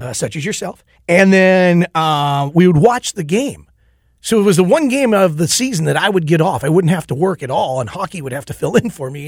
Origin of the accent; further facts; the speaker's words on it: Owatonna, Minnesota, United States; growing up in Owatonna